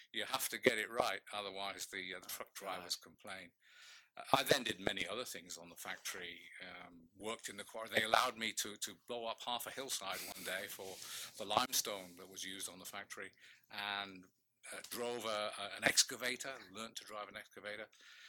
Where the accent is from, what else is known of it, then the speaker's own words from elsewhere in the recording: West Midlands, United Kingdom; born there; now in Massachusetts, United States; From my accent, you can probably tell that I wasn't born in this country. I was born in the UK, very close to a place called Shrewsbury, of which we have one here in Massachusetts, I know.